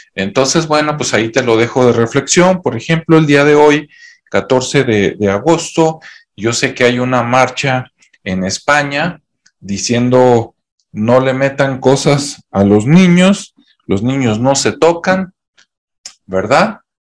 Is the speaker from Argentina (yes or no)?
no; Mexico; aquí en mi país, México